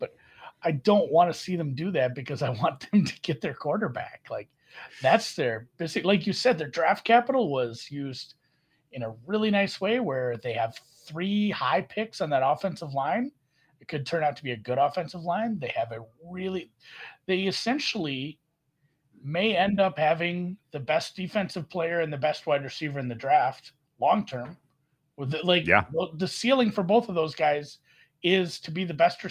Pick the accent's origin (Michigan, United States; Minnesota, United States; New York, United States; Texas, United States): Minnesota, United States; I'm from Minnesota.